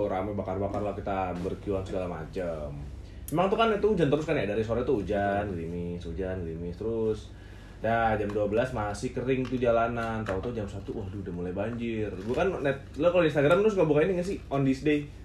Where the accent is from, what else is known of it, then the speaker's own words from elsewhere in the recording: Bekasi, West Java, Indonesia; Masalahnya waktu kecil nih kan di kampung gue tuh di Jatimulya nih Bekasi. Jatimulya.